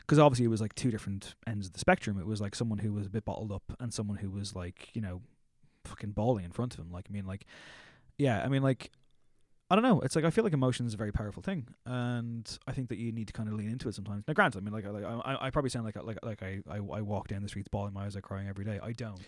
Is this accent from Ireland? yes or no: yes; Drogheda, Leinster, Ireland; moved away as an adult; now in Dublin, Ireland; I'm from Drogheda, which is, like, a small enough town